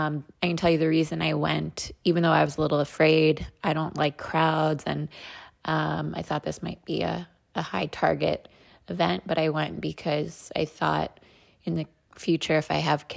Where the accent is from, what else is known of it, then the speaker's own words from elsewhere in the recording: United States; now in Israel; I come from America